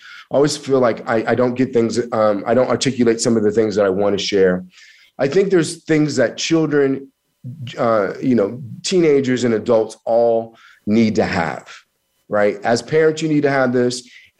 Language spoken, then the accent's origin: English; Missouri, United States; also born or lived in Kansas; I'm from Missouri and Kansas, and we have something called you got to show me. It's a show me state.